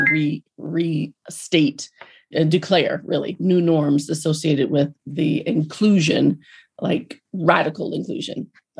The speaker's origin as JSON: {"language": "English", "town": "Hampton", "region": "Virginia", "country": "United States", "tie": "born or raised there", "said": "That's where I grew up, on historically Black college campuses. Chief among them would be Hampton University, which I consider my hometown and is actually my home university. I graduated from Hampton University."}